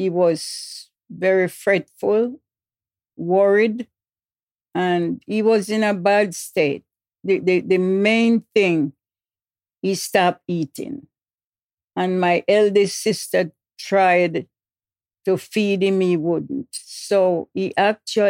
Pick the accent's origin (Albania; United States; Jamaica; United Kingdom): Jamaica; Fair Prospect, Portland; moved away; Upper Fair Prospect. Portland, Jamaica, West Indies. That's where I was born.